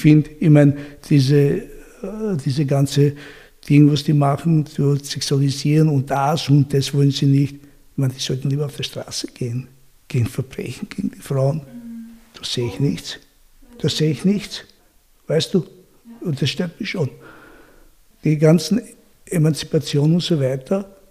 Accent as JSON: {"language": "German", "country": "Austria", "tie": "born or raised there", "said": "ich bin nicht in Österreich geboren, aber ich bin hier aufgewachsen"}